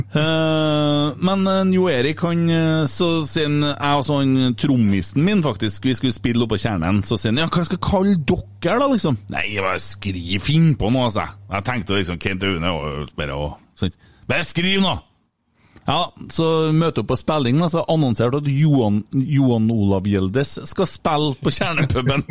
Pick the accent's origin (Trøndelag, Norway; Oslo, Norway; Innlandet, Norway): Trøndelag, Norway; Fosen; Jeg er fra Fosen